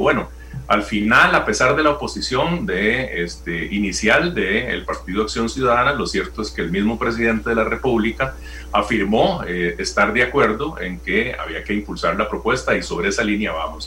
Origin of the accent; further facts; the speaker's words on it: Costa Rica; Nosotros tenemos derecho como costarricenses y como diputados